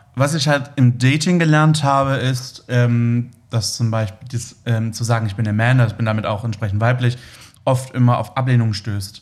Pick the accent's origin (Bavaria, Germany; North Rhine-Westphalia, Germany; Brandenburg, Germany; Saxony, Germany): Saxony, Germany; Leipzig; moved away; also born or lived in Berlin; ich bin in Leipzig groß geworden